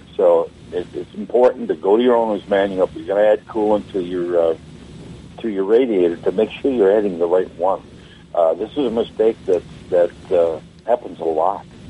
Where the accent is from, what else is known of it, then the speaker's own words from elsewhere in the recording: Wisconsin, United States; now in Florida, United States; I'm from Wisconsin originally